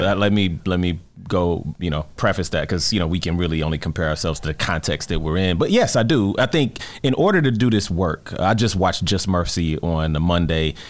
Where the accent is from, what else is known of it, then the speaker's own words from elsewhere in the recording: Detroit, Michigan, United States; I grew up in Detroit